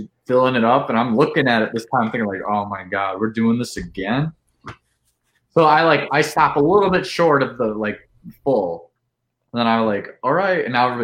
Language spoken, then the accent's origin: English; Mobile, Alabama, United States; moved away; also born or lived in Wisconsin; I'm originally from Alabama.